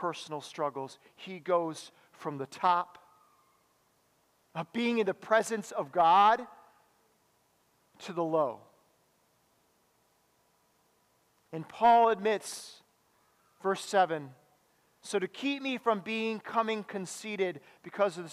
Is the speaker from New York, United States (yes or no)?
no; Madison, Wisconsin, United States; I grew up in Madison